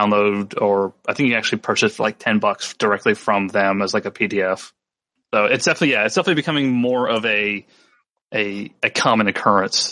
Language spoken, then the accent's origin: English; North Carolina, United States; my hometown in North Carolina